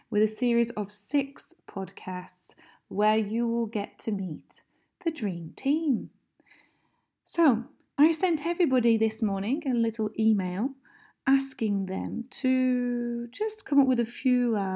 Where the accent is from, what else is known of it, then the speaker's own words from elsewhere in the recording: Preston, North West England, United Kingdom; I'm originally from Manchester. Well, not quite. It's a place called Preston, in fact, just next to Manchester in the north of England.